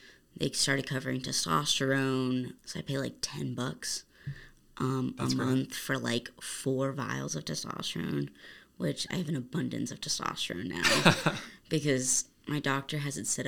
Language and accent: English; Arizona, United States; I was born here in Arizona